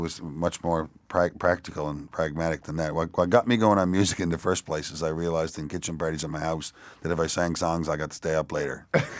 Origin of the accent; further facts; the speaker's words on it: Canada; It was that I'm Canadian, right?